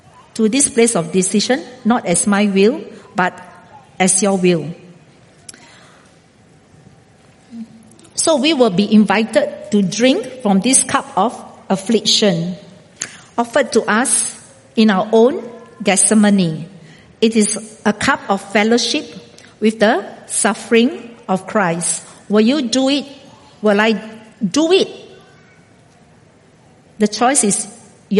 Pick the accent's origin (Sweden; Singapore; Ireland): Singapore; moved away as an adult; also born or lived in India; now in Brazil; until the day I die, I am still a Singaporean.